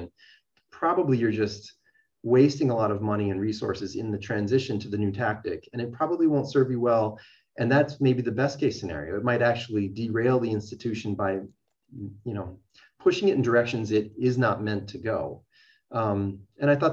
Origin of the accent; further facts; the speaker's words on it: Minnesota, United States; St. Cloud State, a state institution, a public institution in my home state